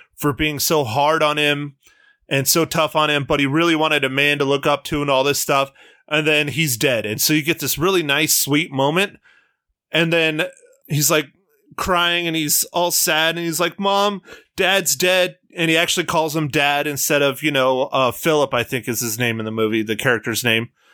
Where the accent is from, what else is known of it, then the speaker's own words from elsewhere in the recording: United States; being an American